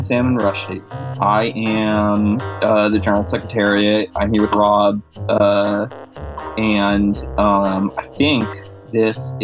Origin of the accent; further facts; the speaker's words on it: Connecticut, United States; moved away; I'm from Connecticut.